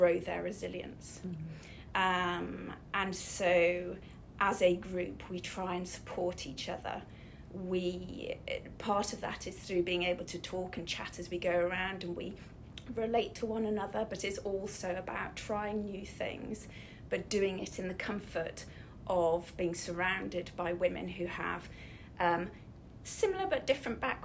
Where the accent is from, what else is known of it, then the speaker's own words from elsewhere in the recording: Snowdonia, Wales, United Kingdom; I was brought up in Snowdonia